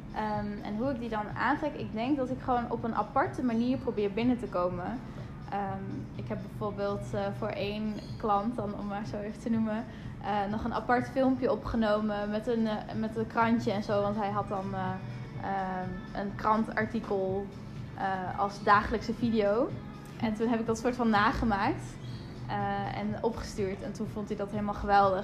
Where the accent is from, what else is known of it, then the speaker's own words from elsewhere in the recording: Friesland, Netherlands; Ik kom uit Friesland